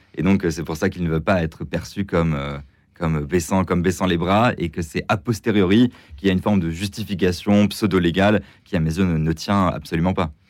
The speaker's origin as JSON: {"language": "French", "country": "France", "said": "en tant que Français"}